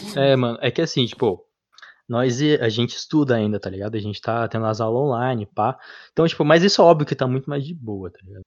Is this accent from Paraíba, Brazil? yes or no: no; interior of São Paulo, Brazil; a gente é do interior de São Paulo